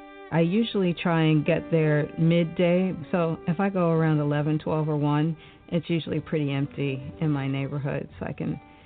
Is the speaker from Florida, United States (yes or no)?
no; Detroit, Michigan, United States; Growing up in Detroit, I was exposed to many cultures as a child.